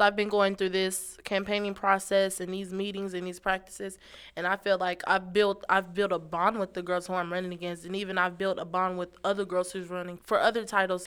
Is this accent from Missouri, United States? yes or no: yes; Kansas City, Missouri, United States; I'm from Kansas City, Missouri